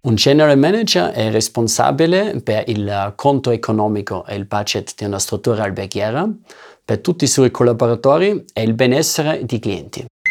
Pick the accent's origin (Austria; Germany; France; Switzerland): Austria; first language German; Italian is a second language; now in Italy; parlo ovviamente la mia madrelingua che sarebbe il tedesco perché sono austriaco